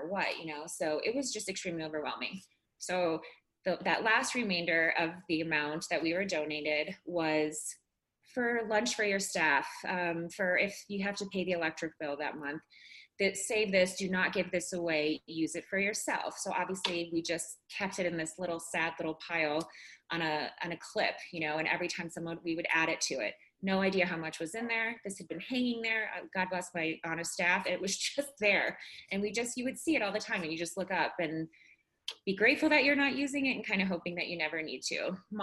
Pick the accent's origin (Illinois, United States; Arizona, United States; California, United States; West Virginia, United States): Illinois, United States; Chicago; moved away as an adult; now in Colorado, United States; I'm from Chicago.